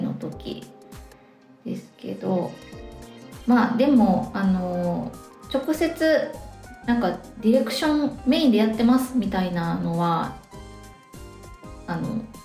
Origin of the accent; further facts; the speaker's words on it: Osaka, Japan; accent: Kansai dialect (Osaka-ben); moved away as an adult; now in Sapporo, Japan; 出社は大阪です